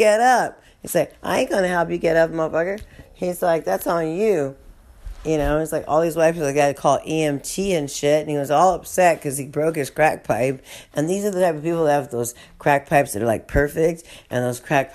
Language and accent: English; California, United States; now in New Orleans, United States; my hometown in California